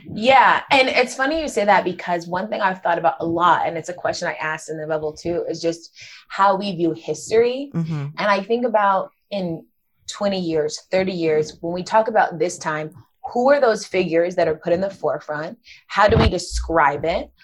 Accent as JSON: {"language": "English", "area": "Gwinnett County", "region": "Georgia", "country": "United States", "tie": "born or raised there", "said": "I grew up in Gwinnett County, Georgia"}